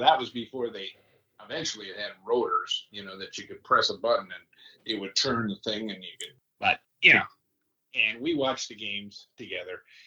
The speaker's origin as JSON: {"language": "English", "area": "just outside of Detroit", "region": "Michigan", "country": "United States", "tie": "born or raised there", "said": "I grew up just outside of Detroit."}